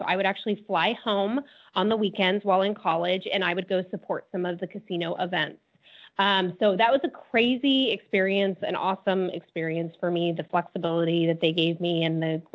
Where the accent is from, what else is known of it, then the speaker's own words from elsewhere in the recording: Las Vegas, Nevada, United States; I grew up in Las Vegas. It's my hometown.